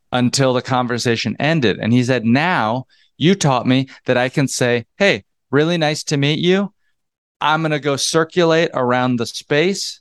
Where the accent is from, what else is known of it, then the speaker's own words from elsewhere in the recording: North Georgia, United States; moved away as an adult; also born or lived in North Carolina / New York City; I moved there from North Georgia. I grew up in the South.